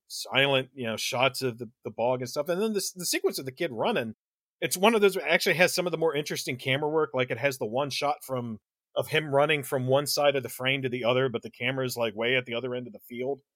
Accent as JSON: {"language": "English", "region": "Delaware", "country": "United States", "accent": "Delaware", "said": "my Delaware accent"}